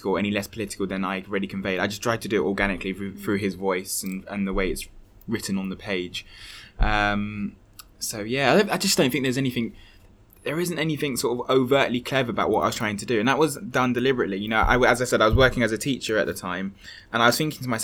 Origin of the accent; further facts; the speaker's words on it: London, United Kingdom; growing up in a Hackney estate